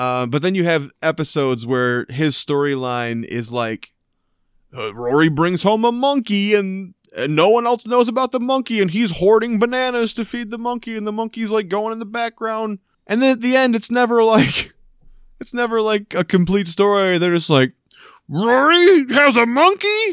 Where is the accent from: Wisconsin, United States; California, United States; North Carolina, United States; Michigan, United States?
Michigan, United States; Michigan, my, my home state here